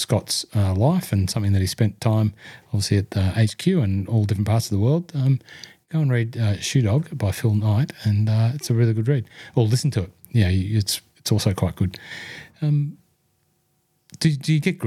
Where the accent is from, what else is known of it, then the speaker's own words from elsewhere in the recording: Hunter Valley, New South Wales, Australia; I was from the Hunter Valley